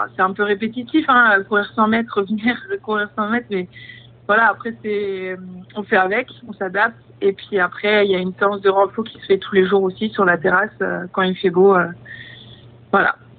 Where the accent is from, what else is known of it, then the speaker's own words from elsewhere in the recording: Brittany, France; now in Paris, France; je reviens euh, bah, sur mes terres, là où j'ai grandi